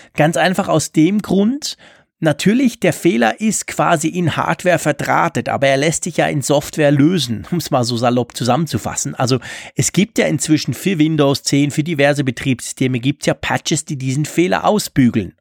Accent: Switzerland; als Schweizer

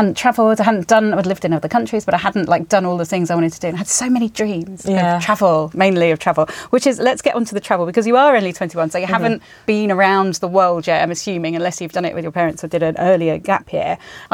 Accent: Spain; So I grew up in Spain, and everyone there was really confident when I moved there, and because they were all these international school kids.

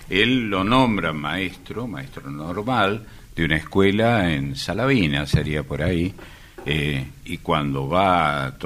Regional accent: Córdoba, Argentina; accent: cordobés tonada; Soy cordobés y es más, de Córdoba Capital, del barrio ah. más viejo de Córdoba Capital. Viví en, las sierras, pero soy nacido en Córdoba Capital, donde está mi casa natal todavía, ¿no?

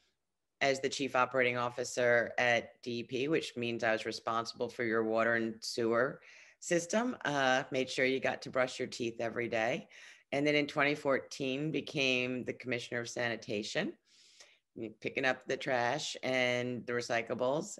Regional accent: New York City, New York, United States; I was born and raised in Brooklyn

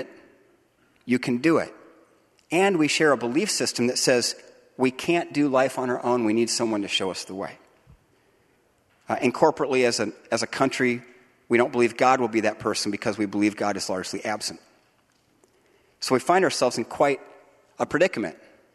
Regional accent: United States; now in Grand Rapids, United States; as Americans, citizens of the United States

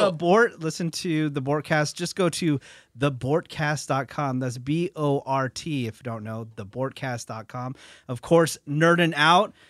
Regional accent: San Francisco Bay Area, California, United States; moved away; I'm from the San Francisco Bay Area.

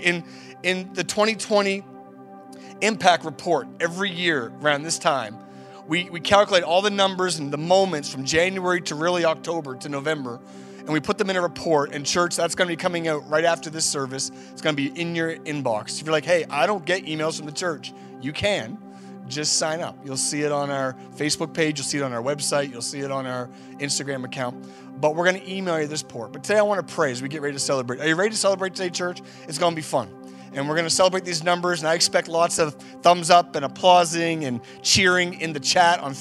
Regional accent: Canada; We're just out and about doing our thing as Canadians, and we don't show too much emotion.

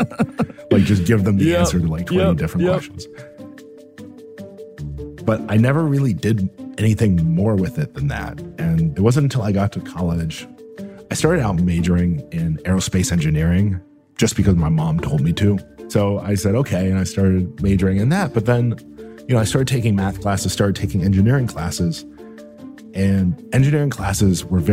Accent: Buffalo, New York, United States; I grew up in Buffalo, New York

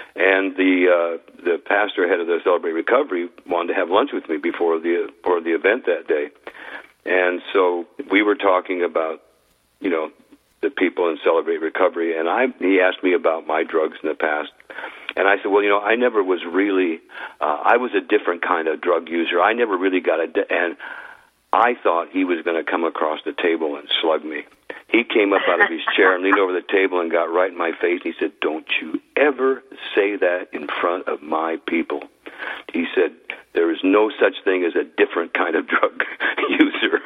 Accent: Idaho, United States; moved away; I grew up in the country up in Idaho

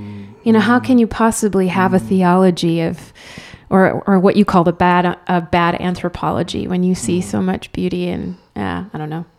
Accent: Spain; first language Spanish; English is a second language; now in United States; there was no difference between me and all my Spanish friends, and went to Spanish public school. My first language was Spanish. My real kind of cultural association is in Spain.

